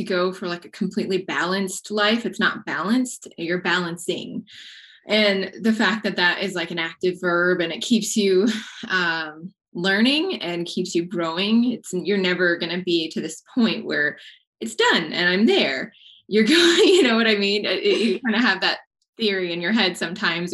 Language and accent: English; Texas, United States; also born or lived in Colorado; I grew up in Texas and decided to move out to Colorado, gosh, in like 2009